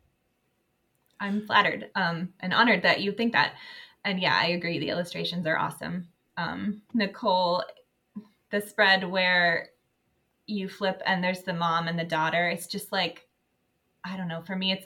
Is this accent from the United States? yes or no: yes; Pittsburgh, Pennsylvania, United States; moved away as an adult; now in Lancaster, United States; I moved from Western PA, Pittsburgh, to Eastern PA 3 years ago. So now I'm in Lancaster